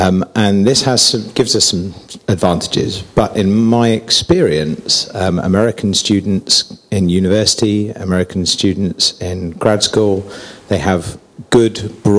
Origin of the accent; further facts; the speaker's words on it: United Kingdom; also born or lived in United States / China; I'm a Brit, as you can probably tell, and I've worked and lived in America for a couple of years previously, but now I'm in Britain.